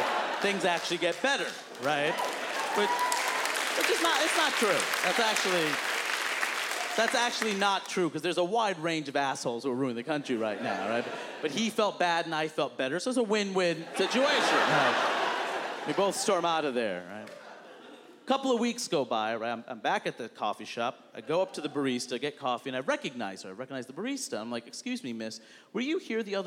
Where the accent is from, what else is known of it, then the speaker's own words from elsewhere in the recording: New York City, New York, United States; I'm from Queens, New York